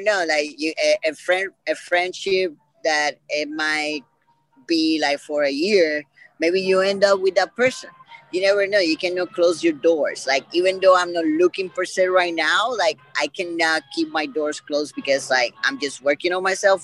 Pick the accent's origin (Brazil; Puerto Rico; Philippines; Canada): Puerto Rico; I'm from Puerto Rico